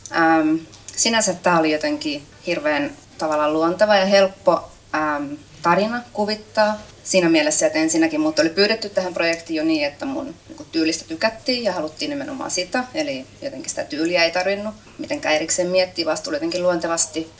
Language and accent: Finnish; Kaarina, Southwest Finland, Finland; mä oon itse kotoisin Kaarnasta, Turun vierestä